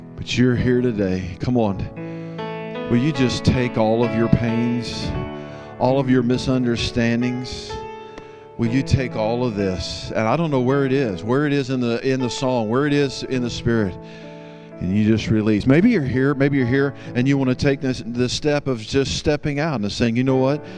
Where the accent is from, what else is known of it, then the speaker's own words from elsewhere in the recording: Texas, United States; I'm from Texas